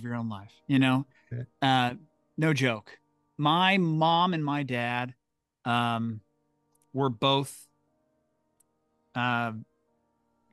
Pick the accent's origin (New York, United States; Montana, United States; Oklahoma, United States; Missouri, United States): Missouri, United States; St. Louis; I grew up in St. Louis, and I went to high school down the street from the fancy mall